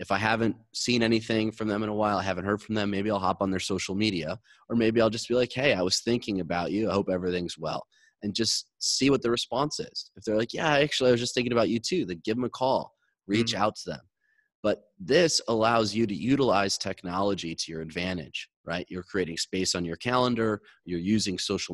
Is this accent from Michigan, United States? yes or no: yes; Michigan, United States; now in Los Angeles, United States; I grew up in Michigan. I live in LA now.